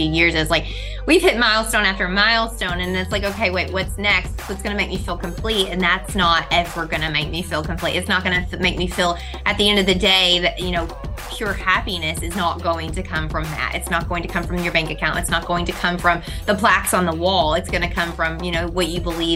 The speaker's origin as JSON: {"language": "English", "region": "Kentucky", "country": "United States", "tie": "born or raised there", "said": "I've grown up, you know, actually a backwoods Southern Christian Baptist. So we went to, when I was a church, we went to church when I was a kid. It was a one room wooden church with an outhouse and a wood stove. So we're from Kentucky"}